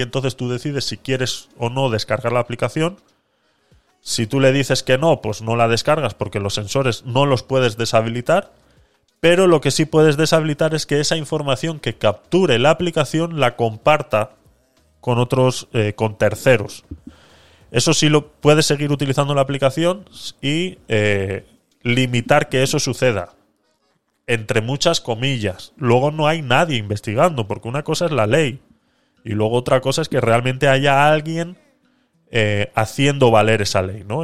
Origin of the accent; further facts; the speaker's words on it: Vitoria-Gasteiz, Basque Country, Spain; moved away as an adult; also born or lived in Panama; soy vasco, de Vitoria.